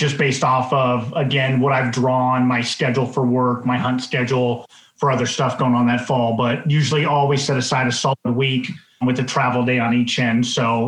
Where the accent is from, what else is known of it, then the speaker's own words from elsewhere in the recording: Colorado, United States; moved away as an adult; now in Alaska, United States; I grew up in Colorado hunting the West, being able to be stationed in Alaska and living here, you know, the last 18, 19 years.